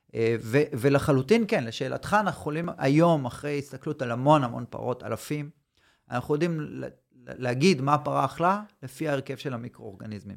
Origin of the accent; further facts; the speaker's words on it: Tel Aviv, Tel Aviv District, Israel; moved away as an adult; now in Southern Israel; אני במקור מתל אביב, עברתי דרומה